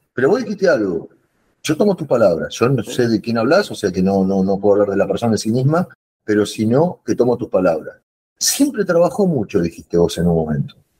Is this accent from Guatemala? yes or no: no; Argentina; no estoy hablando como argentino ni como futbolero